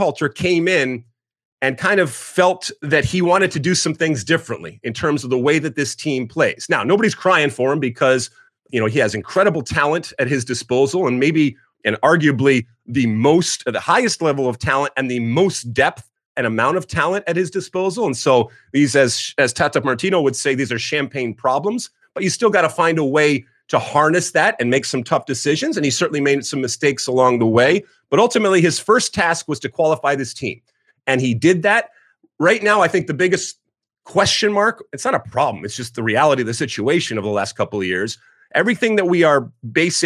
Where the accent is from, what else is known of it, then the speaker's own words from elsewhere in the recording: right outside of Detroit, Michigan, United States; moved away as an adult; also born or lived in New Jersey; So I grew up in Michigan, right outside of Detroit